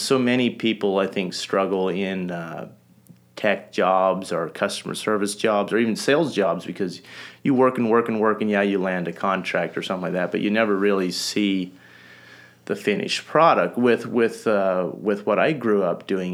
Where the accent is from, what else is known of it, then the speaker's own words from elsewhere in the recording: North Missouri, United States; also born or lived in Holmes County, Ohio; I grew up Amish here in North Missouri. I was born and raised in Holmes County, Ohio, when I was around 6 years old. My family, as in with a lot of families are doing, moved out to the Midwest